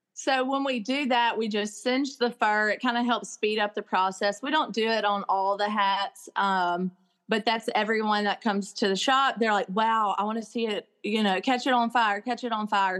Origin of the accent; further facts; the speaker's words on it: Crystal Springs, Mississippi, United States; also born or lived in Jackson Hole, Wyoming; I never dreamed I'd be back in Mississippi, much less the, uh, the hometown